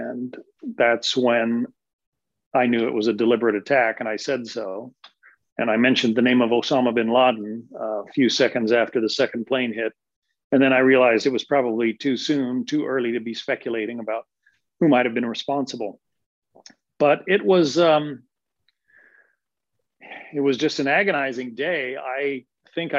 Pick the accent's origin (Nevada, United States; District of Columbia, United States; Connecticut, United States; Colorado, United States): Colorado, United States; Denver; moved away; I'm originally from Denver. I'm kind of from the middle of the country